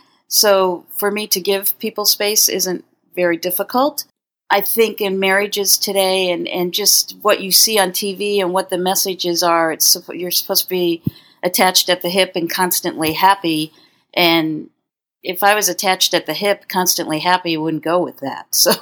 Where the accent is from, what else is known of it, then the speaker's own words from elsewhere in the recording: Connecticut, United States; In Connecticut.